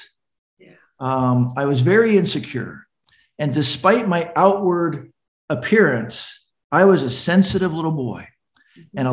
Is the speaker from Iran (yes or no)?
no; California, United States; from California